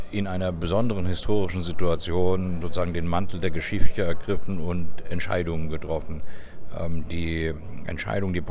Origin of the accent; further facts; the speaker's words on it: Germany; Ah, die Deutschen sind auch ein bisschen ein schwieriges Volk. Ähm, wir, wir haben weniger als Amerikaner oder Franzosen diese Fähigkeit, in Bildern der Zukunft zu denken.